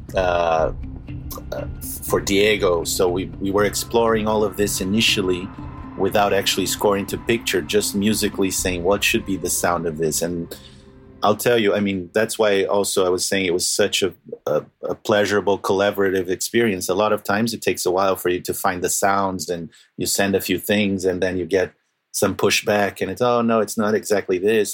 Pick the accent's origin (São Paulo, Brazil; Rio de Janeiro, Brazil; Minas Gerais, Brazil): Rio de Janeiro, Brazil; moved away; also born or lived in Argentina; I'm from Brazil